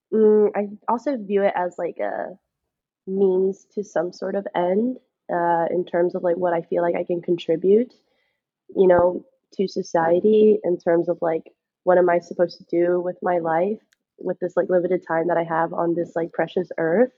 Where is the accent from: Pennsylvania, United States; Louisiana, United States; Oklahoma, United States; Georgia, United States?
Georgia, United States